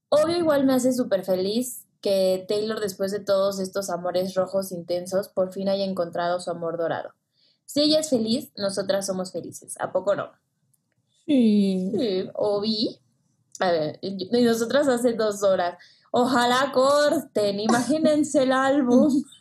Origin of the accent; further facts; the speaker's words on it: Puerto Rico; Como siempre, siempre, soy de Puerto Rico.